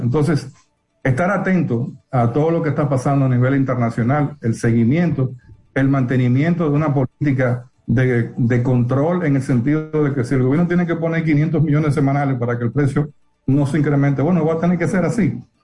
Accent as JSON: {"language": "Spanish", "country": "Dominican Republic", "said": "como dominicanos"}